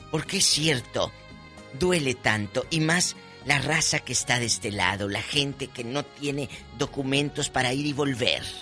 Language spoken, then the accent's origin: Spanish; Hidalgo del Parral, Chihuahua, Mexico; moved away; yo soy de, Parral, Chihuahua.